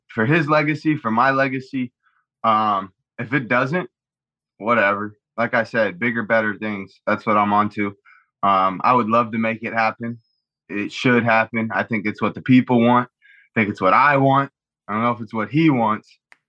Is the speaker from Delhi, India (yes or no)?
no; Mumbai, Maharashtra, India; Drip. I'm from Bombay.